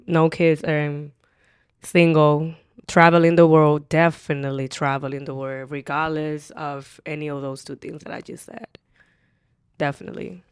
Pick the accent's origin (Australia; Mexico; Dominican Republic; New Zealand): Dominican Republic; accent: Dominican; English is a second language; also born or lived in Highbridge, Bronx, New York; now in New York, United States; I have the more Dominican accent